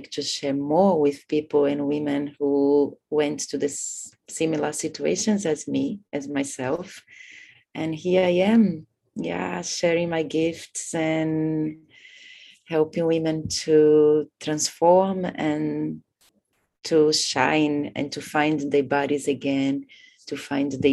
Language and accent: English; Brazil; moved away as an adult; also born or lived in India / Bali, Indonesia / Thailand; I come from Brazil. I've been living in Asia for the last 20 years, in between India, Bali